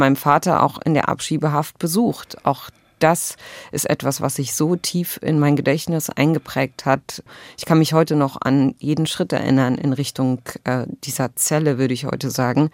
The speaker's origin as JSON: {"language": "German", "region": "Berlin", "country": "Germany", "tie": "born or raised there", "said": "ich bin als zwölftes Kind von 13 einer palästinensischen Flüchtlingsfamilie geboren in Berlin"}